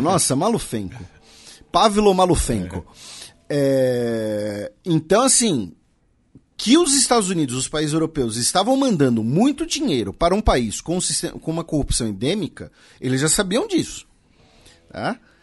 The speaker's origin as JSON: {"language": "Portuguese", "country": "Brazil", "said": "nós brasileiros"}